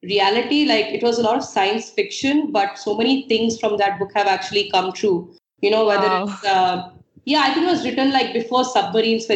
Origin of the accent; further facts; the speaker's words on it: Hyderabad, Telangana, India; also born or lived in Trinidad; I'm from Hyderabad